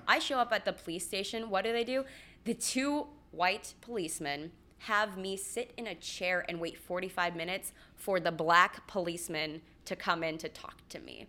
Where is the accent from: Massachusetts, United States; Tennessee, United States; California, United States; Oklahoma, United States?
California, United States; Los Angeles; moved away as an adult; also born or lived in Central Georgia; I'm from Los Angeles, and I moved to Central Georgia